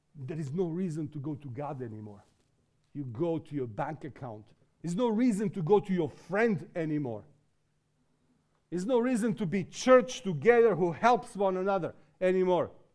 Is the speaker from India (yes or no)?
no; Serbia; also born or lived in England; this is my way to come out from Serbia